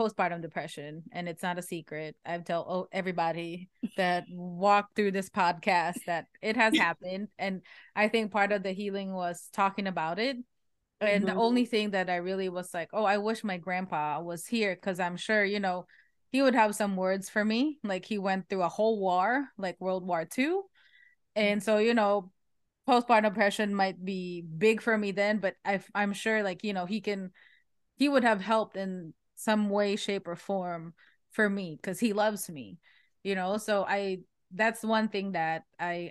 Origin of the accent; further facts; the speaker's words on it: Philippines; now in United States; I didn't grow up here. I grew up in the Philippines